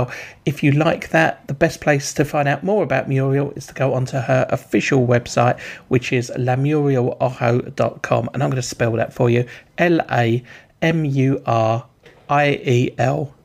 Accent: England, United Kingdom; I'm English

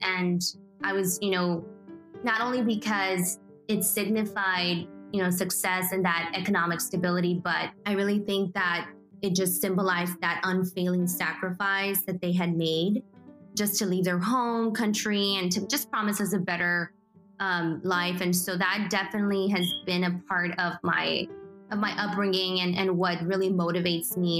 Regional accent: McAllen, Texas, United States; also born or lived in Guadalajara, Mexico / Pharr, Texas / Edinburg, Texas / Mission, Texas; So I was born in Guadalajara, Mexico. And I was raised here in the Rio Grande Valley in McAllen, Texas

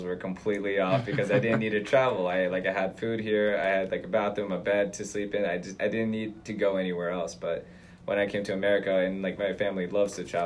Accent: Atlanta, Georgia, United States; also born or lived in Karaganda, Kazakhstan; now in New York, United States; Atlanta, the place where I grew up in.

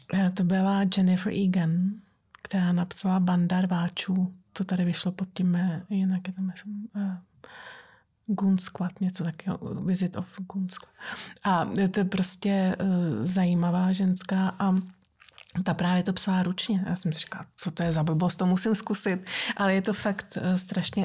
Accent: Prague, Czechia; moved away; jsem Pražačka

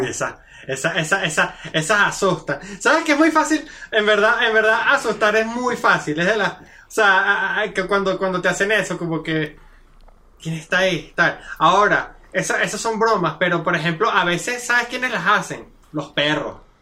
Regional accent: Yaracuy, Venezuela; moved away; me fui de Venezuela

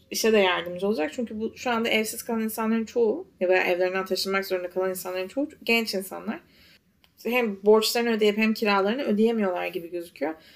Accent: Istanbul, Turkey; now in New York, United States

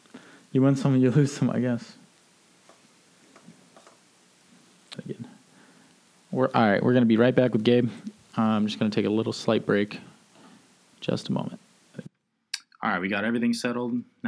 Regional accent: Richlands, North Carolina, United States; moved away; So if you're in Richlands, where I grew up

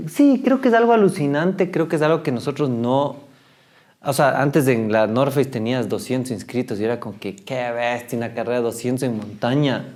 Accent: Ecuador; Y eso creo que todavía nos falta como ecuatorianos

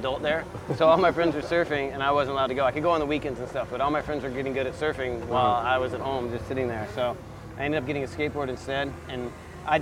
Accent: Gulf Breeze, Florida, United States; moved away as an adult; also born or lived in San Diego / Carlsbad / Encinitas; It was good. It was good for skateboarding because it was a beach town

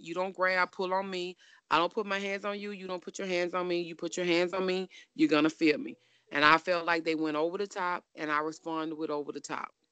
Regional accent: Baton Rouge, Louisiana, United States; I'm from Baton Rouge

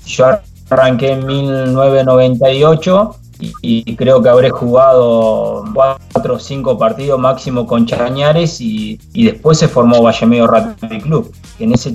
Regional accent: Choele Choel, Río Negro, Argentina; de Chuele, de donde soy yo

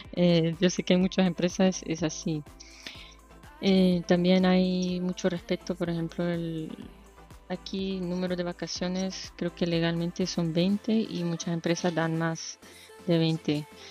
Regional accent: Tegucigalpa, Francisco Morazán, Honduras; moved away as an adult; also born or lived in United States / Madrid, Spain / Denmark / Washington, D.C.; now in Brussels, Belgium; soy de Tegucigalpa

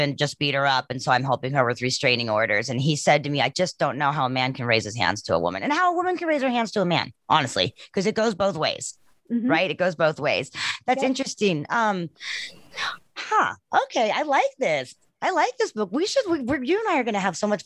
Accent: South Africa; I'm from South Africa

